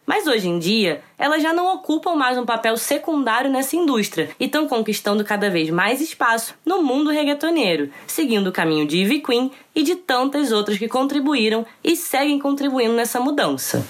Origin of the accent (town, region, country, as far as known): Brazil